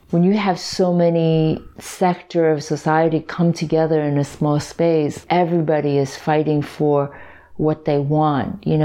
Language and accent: English; Hong Kong; English is a second language; When I was in Hong Kong, like I barely spoke English, but by the time I came here, I had to learn English.